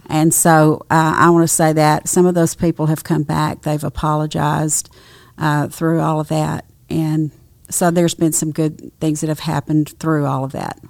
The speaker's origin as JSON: {"language": "English", "town": "Nacogdoches", "region": "Texas", "country": "United States", "tie": "born or raised there", "said": "I grew up in Nacogdoches, Texas"}